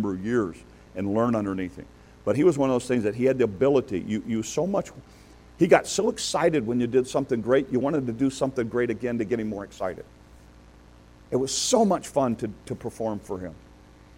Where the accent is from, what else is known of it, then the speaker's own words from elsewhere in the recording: Detroit, Michigan, United States; moved away; also born or lived in Chicago; I got to Detroit after the race riots, just right after the race riots in Detroit. So I grew up in that kind of culture